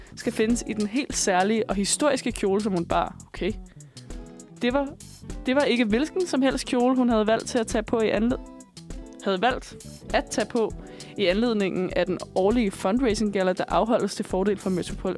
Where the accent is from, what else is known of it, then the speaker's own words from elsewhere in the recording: Bornholm, Capital Region of Denmark, Denmark; moved away; jeg er fra Bornholm, og jeg gik, øh, først på en skole, der hed Østerlars Gudhjemsskole